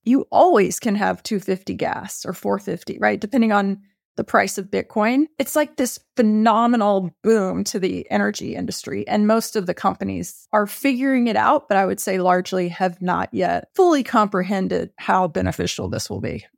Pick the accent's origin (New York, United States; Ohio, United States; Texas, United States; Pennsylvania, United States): Texas, United States; I grew up in Texas.